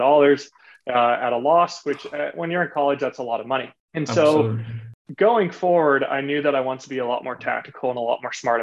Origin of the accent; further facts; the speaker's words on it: Laguna Beach, California, United States; I originally grew up in Southern Orange County in a city called Laguna Beach